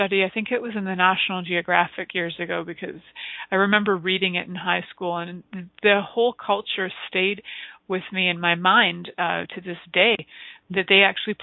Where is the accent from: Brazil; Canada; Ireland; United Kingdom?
Canada; we get to call ourselves here in Canada Serbian Canadians